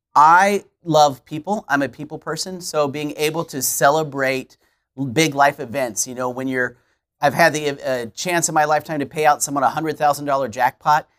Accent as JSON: {"language": "English", "town": "Kansas City", "region": "Missouri", "country": "United States", "tie": "born or raised there", "moved": "yes", "lives_now": "Alton, United States", "said": "I'm Kansas City native"}